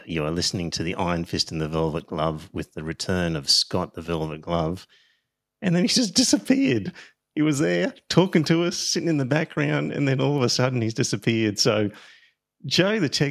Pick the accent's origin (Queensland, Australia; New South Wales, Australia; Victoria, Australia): Queensland, Australia; Brisbane; I grew up in Clayfield, which is a suburb next to Hendra, and that's where all of the horse racing stables were.